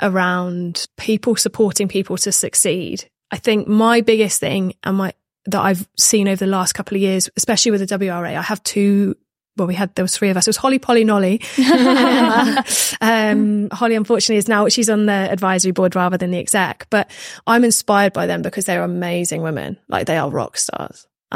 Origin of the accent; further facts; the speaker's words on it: Minehead, South West England, United Kingdom; I'm just from Minehead. Like, I just played rugby and now I'm here